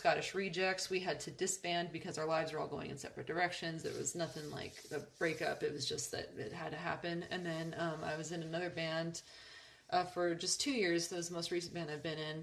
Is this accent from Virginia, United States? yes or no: no; Upland, California, United States; I grew up in Upland, and Upland High School has a bagpipe band